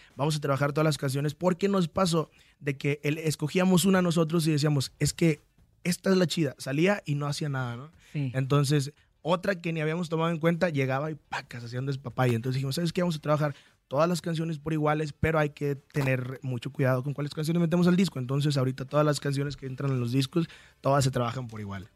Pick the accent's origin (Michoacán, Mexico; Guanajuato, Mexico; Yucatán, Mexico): Michoacán, Mexico; Apatzingán; soy originario de Patzingán, Michoacán